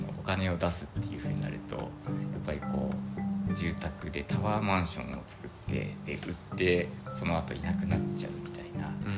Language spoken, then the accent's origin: Japanese; Ogawa, Saitama, Japan; born or raised there; moved away as an adult; also born or lived in Yokohama / Iruma; now in Tokyo, Japan